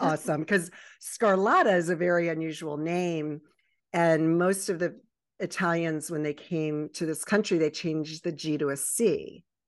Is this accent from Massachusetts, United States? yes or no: no; Baltimore and Annapolis area, Maryland, United States; also born or lived in Virginia Beach, Virginia; I was born in Virginia Beach and raised in the Baltimore and Annapolis